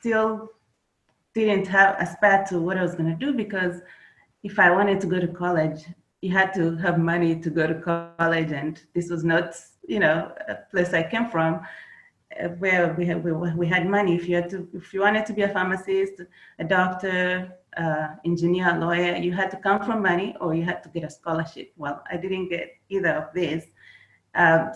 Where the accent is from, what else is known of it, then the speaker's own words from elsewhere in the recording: Kenya; moved away as an adult; now in United States; I was born in Kenya. That's where I grew up. I came to the United States after high school